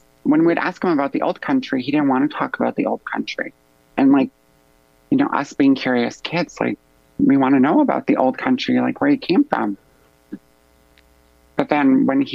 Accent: Canada; I'm from Treaty 6

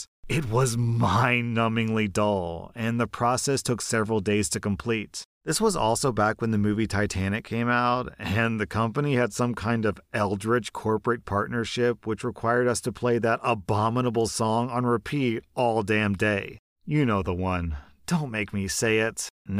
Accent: Florida, United States; I don't have much of a defense, except that I'm from Florida and this took place there.

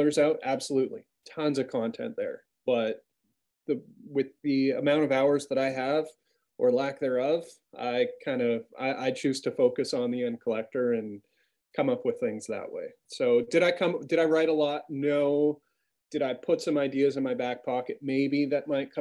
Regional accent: Canada

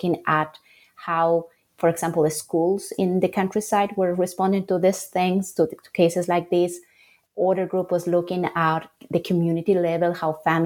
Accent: Bolivia; moved away as an adult; also born or lived in Salamanca, Spain / New York, United States / Charlotte, United States; I grew up in Bolivia

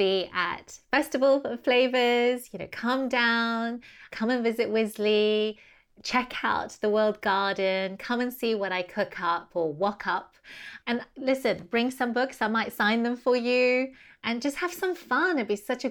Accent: Taiwan; now in United Kingdom; I grew up in Taiwan munching on sugarcane

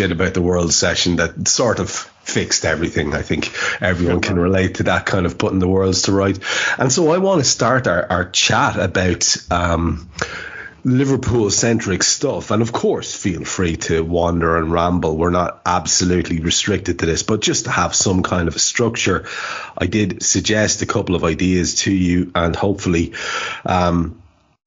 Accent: Ireland; being Irish

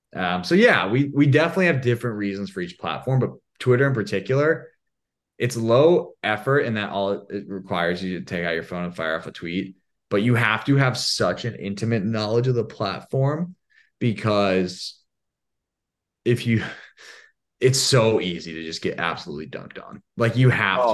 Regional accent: Indiana, United States; I'm from Indiana.

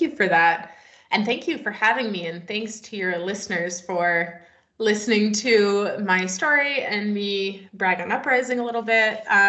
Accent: British Columbia, Canada; I am located in Canada now. I came back to my homeland, so I'm in British Columbia

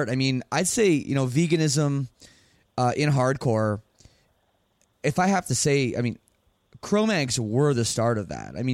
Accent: Canada; I'm Canadian.

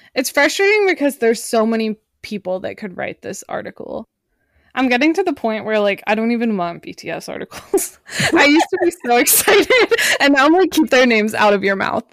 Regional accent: Pittsburgh, Pennsylvania, United States; I was born in Pittsburgh, Pennsylvania

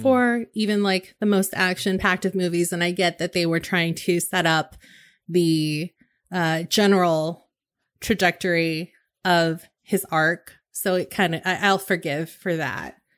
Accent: West Coast, United States; I grew up on the West Coast, and so we were three hours behind

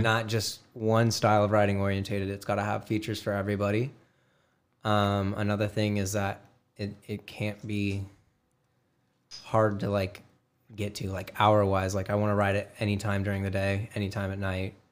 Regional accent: Glendale, Arizona, United States; I am from Glendale, Arizona.

